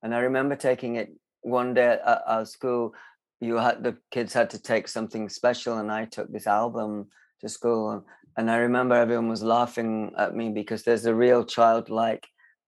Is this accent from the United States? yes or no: no; Barnsley, Yorkshire and the Humber, United Kingdom; I was born in Barnsley, and in a very rough kind of council estate. And I grew up in the kind of 70s there.